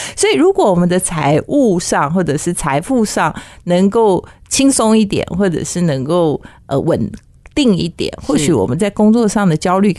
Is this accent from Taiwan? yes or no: no; China; 其实就是跟我们中国人讲的易经卜卦算命有点像嘛